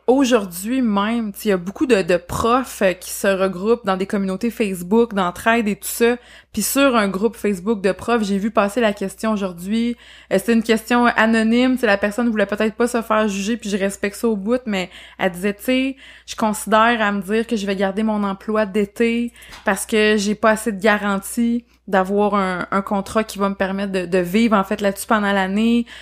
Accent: Beauce, Quebec, Canada; moved away as an adult; now in Sherbrooke, Canada; moi, je suis pas originaire de la région à la base, donc pour les auditeurs qui nous écoutent, moi je viens de la Beauce, mais je me suis établie en fait à Sherbrooke pour les études et je suis jamais repartie

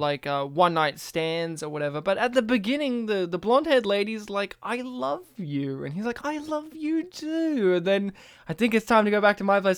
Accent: Australia; as an Australian

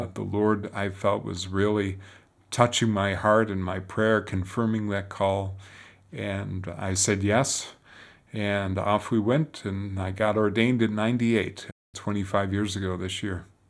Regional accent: Detroit, Michigan, United States; moved away as an adult; now in Rome, Italy; I was born and raised in Detroit.

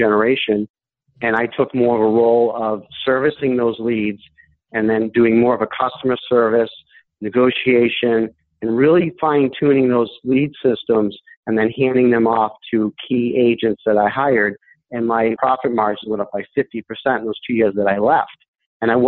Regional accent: Boston, Massachusetts, United States; moved away as an adult; now in Syracuse, United States; I was originally from Boston, and in 2004, I moved to Syracuse, New York

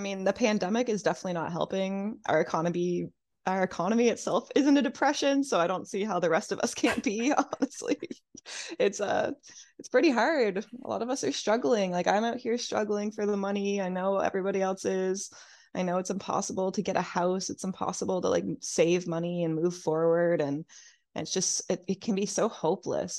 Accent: New Brunswick, Canada; moved away as an adult; now in Halifax, Canada; I'm from New Brunswick originally.

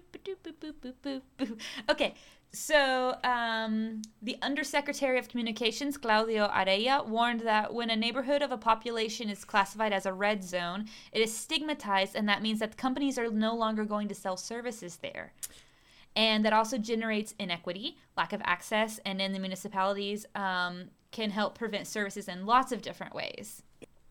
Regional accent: the South, United States; now in Chile; I'm from the South. From the less rich places of the U.S.

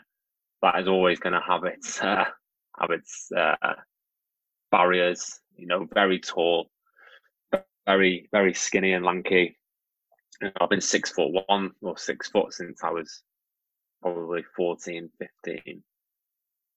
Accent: North Wales, United Kingdom; I grew up in North Wales

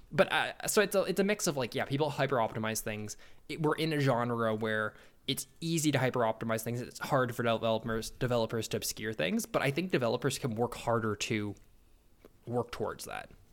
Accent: Canada; I'm a Canadian.

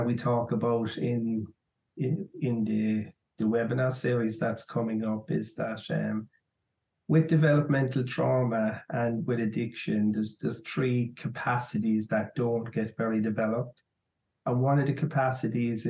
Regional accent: Ireland; I'm from Ireland, and I joined the army quite young, at 17

